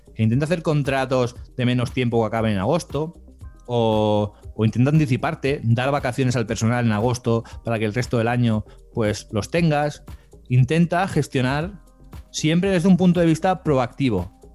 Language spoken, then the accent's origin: Spanish; Barcelona, Catalonia, Spain; yo soy de España, aquí de Barcelona